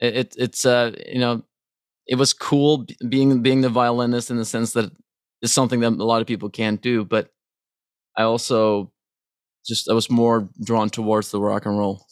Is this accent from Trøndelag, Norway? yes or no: yes; Trondheim, Trøndelag, Norway; moved away as an adult; now in Los Angeles, United States; I was born in Trondheim